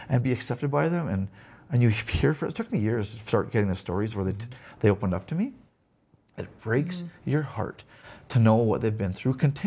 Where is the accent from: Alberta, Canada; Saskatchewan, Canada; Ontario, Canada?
Alberta, Canada; Raymond; growing up in Raymond